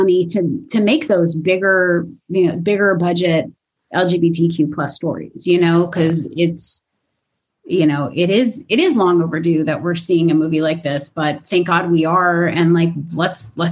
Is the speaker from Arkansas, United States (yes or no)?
no; Los Angeles, California, United States; I'm from Los Angeles